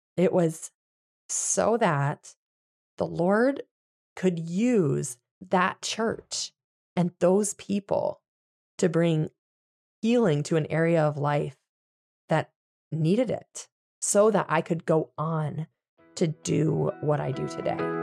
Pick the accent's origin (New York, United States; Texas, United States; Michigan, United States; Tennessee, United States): Michigan, United States; moved away as an adult; also born or lived in Virginia / Pennsylvania; we moved to Michigan when Adeline is one. and buy a house in my hometown